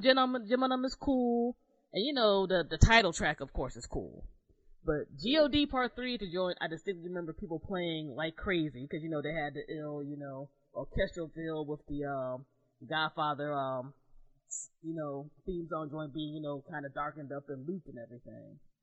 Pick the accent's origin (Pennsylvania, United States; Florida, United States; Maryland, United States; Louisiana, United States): Maryland, United States; Southern; moved away as an adult; also born or lived in New Jersey; I grew up in Southern Maryland